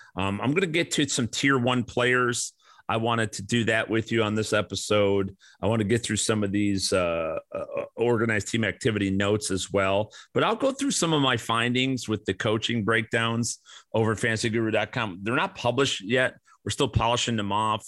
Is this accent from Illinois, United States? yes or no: yes; Midwest, Illinois, United States; I grew up in the Midwest